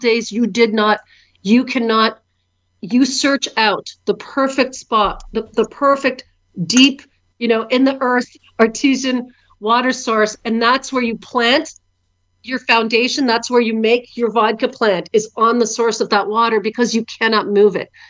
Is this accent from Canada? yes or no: yes; Canada; moved away as an adult; now in Ukraine; I was born here in Canada, but 25 years ago, I moved to Ukraine with my husband, John